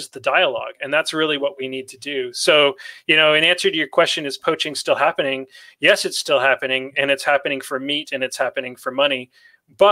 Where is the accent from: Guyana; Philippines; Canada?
Canada; I grew up in Canada, where we wrestle bears daily